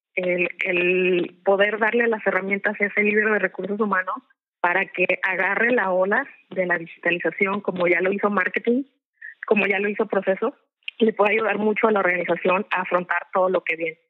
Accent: Mexico; Como somos mexicanos

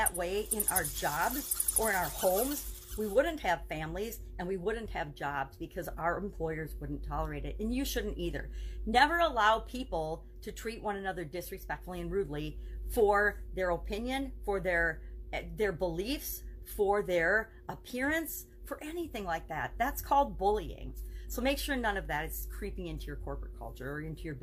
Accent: Wisconsin, United States; I'm from Wisconsin, the Midwest, and we say you guys. I grew up for, 25 years saying you guys.

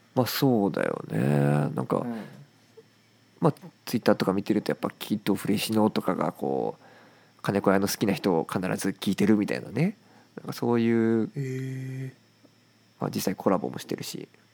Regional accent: Japan; やっぱ日本に生まれたからねやっぱ母国語で表現したいしね

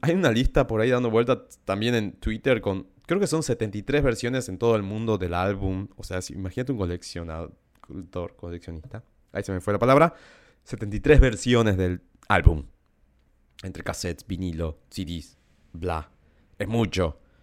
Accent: Salta, Argentina; crecí en Salta, más en un pueblo

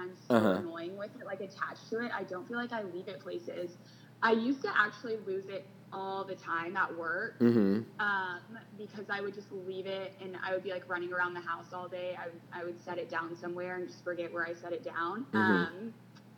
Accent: San Antonio, Texas, United States; also born or lived in Fort Worth, Texas / Los Angeles, California / Dallas, Texas; I grew up in Texas, and I went to TCU

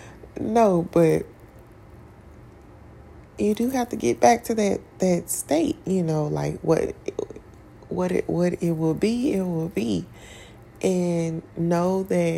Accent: Tennessee, United States; I grew up in Tennessee

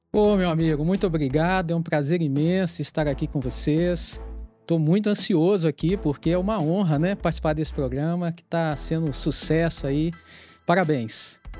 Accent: Itabira, Minas Gerais, Brazil; born there; sou uma pessoa de origem humilde. Eu nasci em Itabira, Minas Gerais.

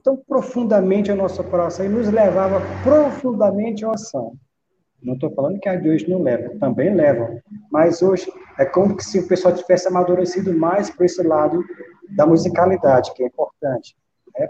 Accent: Teresina, Piauí, Brazil; also born or lived in Cariri, Ceará; now in Juazeiro do Norte, Brazil; Eu moro no Cariri, mas eu nasci em Teresina.

